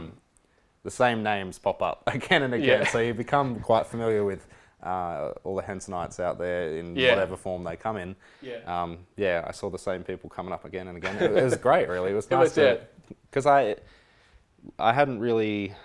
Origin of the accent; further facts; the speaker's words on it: Coffs Harbour, New South Wales, Australia; moved away; I grew up in Coffs Harbour